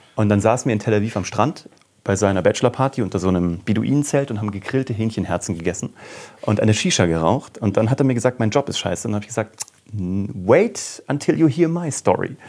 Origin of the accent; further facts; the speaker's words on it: Kassel, Hesse, Germany; also born or lived in Cologne; now in Munich, Germany; ich komme aus Kassel eigentlich. Also ich bin eigentlich so Nordhesse